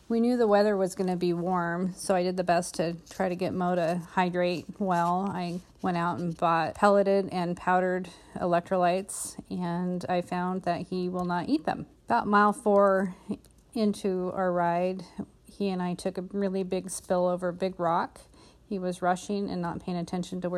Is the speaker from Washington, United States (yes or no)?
yes; Olympic Peninsula, Washington, United States; I'm from the Olympic Peninsula in Washington State.